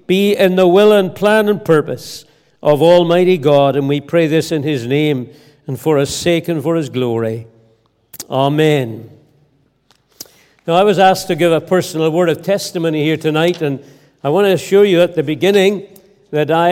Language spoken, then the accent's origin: English; Ballymena, Northern Ireland, United Kingdom; also born or lived in Scotland; I was reared here in Ireland. We lived with my grandparents out in the heart of the country, outside Ballymena